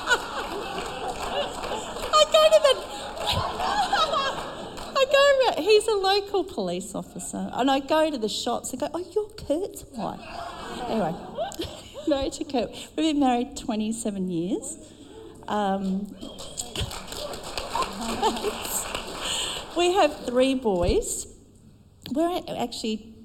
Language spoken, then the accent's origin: English; South Australia, Australia; moved away; I'm from South Australia